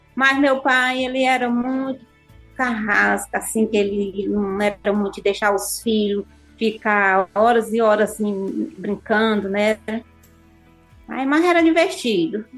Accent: Crateús, Ceará, Brazil; also born or lived in Serra (birthplace) / near Nova Russas, Ceará; eu sou de Crateús

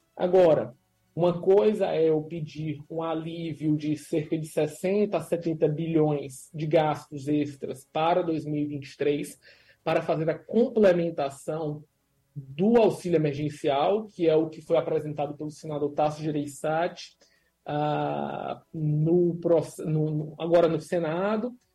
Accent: Brazil; a gente é brasileiro

